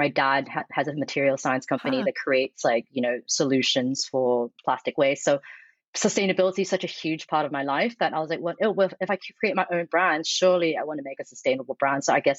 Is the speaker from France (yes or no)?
no; Australia; I'm from the Nogsies, so I used to tan a lot in my teens. Like, I think you're Australian, same.